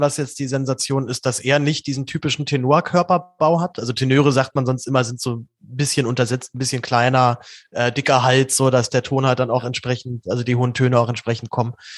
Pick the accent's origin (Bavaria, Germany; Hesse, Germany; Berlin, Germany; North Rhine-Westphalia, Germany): Berlin, Germany; ich bin ja als Berliner